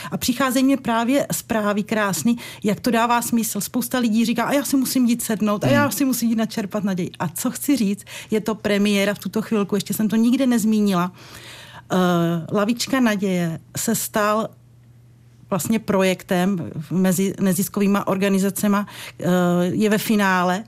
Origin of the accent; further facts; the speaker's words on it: Podbřezí, Hradec Králové Region, Czechia; v mým rodišti v Podbřezí